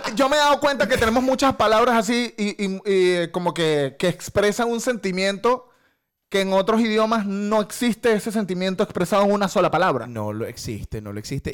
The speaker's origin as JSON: {"language": "Spanish", "country": "Venezuela", "moved": "as an adult", "lives_now": "Spain", "said": "los venezolanos hablamos como mandando"}